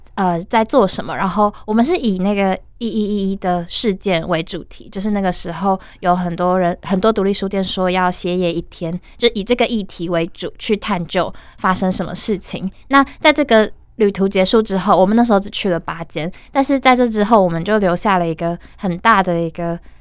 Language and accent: Chinese; Taiwan; 我从小就是在都市长大